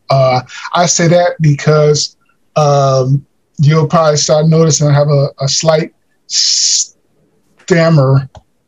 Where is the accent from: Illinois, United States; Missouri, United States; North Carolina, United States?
North Carolina, United States; Rocky Mount; I'm originally from Rocky Mountain, North Kakalaki.